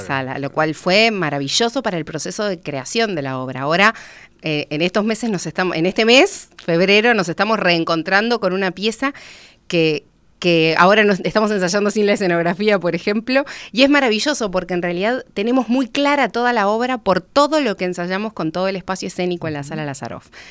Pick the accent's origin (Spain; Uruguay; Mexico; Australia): Uruguay; una mujer rioplatense que, que no, que no es una mujer migrante